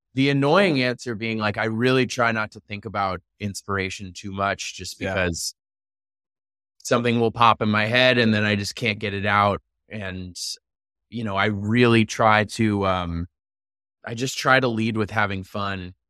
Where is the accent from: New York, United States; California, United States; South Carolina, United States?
New York, United States; New York City; I grew up in New York City